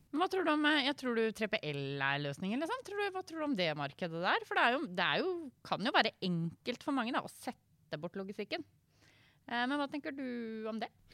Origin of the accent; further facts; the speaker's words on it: Indre Østfold, Norway; jeg er en Sivøk fra Indre Østfold